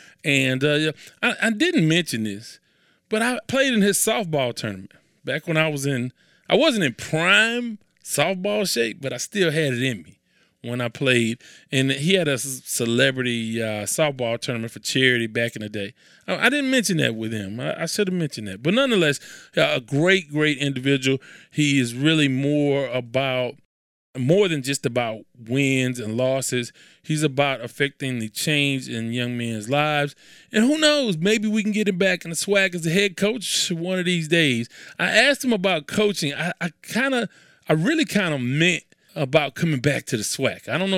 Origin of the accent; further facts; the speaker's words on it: Houston, Texas, United States; it's my understanding as an outsider, I'm from Houston.